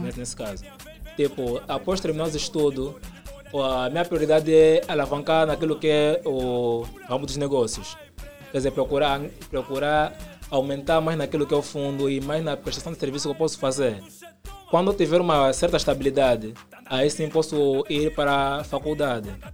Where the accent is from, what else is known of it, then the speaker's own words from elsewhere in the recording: Luanda, Luanda Province, Angola; Sim, nasci no Kazenga. Hum. Estou lá desde então